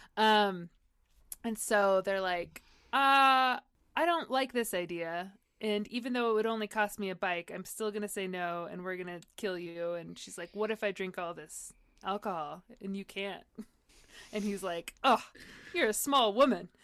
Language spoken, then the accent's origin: English; San Diego, California, United States; I grew up in San Diego